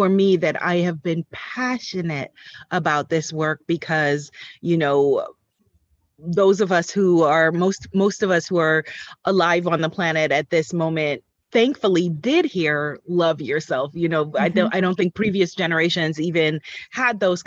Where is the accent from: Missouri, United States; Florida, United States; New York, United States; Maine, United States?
New York, United States; I am a New Yorker born and raised